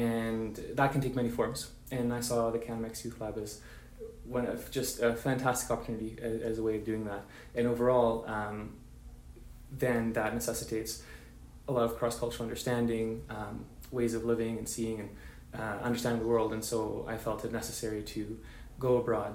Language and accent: English; Vancouver, British Columbia, Canada; I come from Vancouver, British Columbia, Canada, to born to Mexican parents